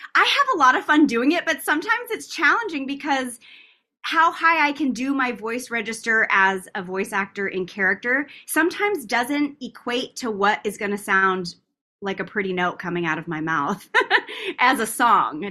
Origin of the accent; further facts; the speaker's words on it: Tucson, Arizona, United States; moved away as an adult; now in Los Angeles, United States; my hometown of, of Tucson, Arizona